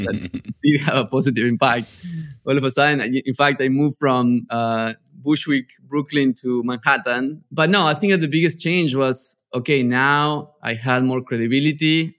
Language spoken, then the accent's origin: English; a small town in the north of Argentina, northern Argentina, Argentina; English is a second language; moved away as an adult; also born or lived in Barcelona, Spain / New York, United States; I'm from a small town in the north of Argentina